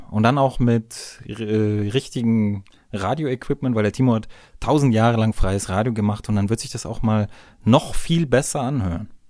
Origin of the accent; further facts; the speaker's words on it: Bavaria, Germany; Bin ja ein Bayer, muss immer ein bisschen Werbung machen für mein Heimatland bei euch Deutschen.